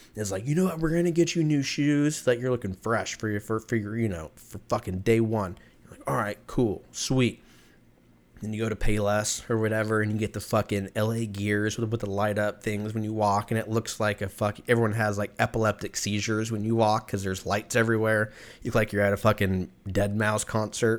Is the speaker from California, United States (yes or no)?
yes; California, United States; I grew up in California